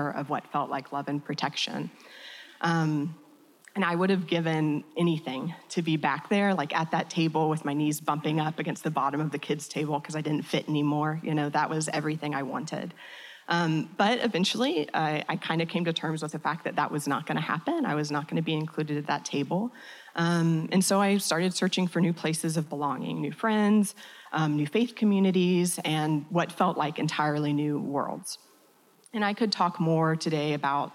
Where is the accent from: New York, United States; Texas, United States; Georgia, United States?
Georgia, United States; When I was growing up in Georgia